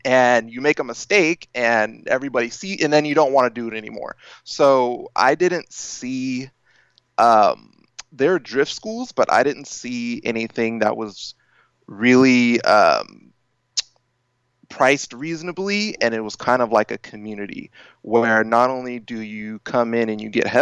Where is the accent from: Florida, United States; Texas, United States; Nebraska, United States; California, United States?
California, United States; Sacramento; I'm from Northern California, Sacramento to be exact